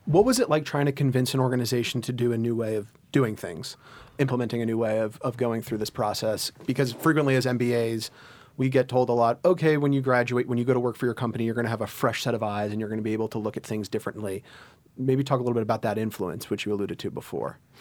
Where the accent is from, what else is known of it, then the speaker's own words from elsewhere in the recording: Virginia, United States; moved away as an adult; also born or lived in New York area; now in New York, United States; I grew up in the New York area until I was eight, and then I moved to Virginia